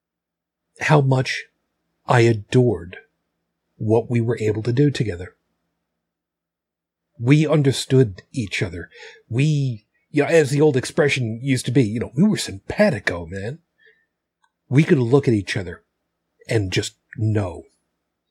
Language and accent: English; Long Island, New York, United States; moved away as an adult; also born or lived in Buffalo; the house I grew up in on Long Island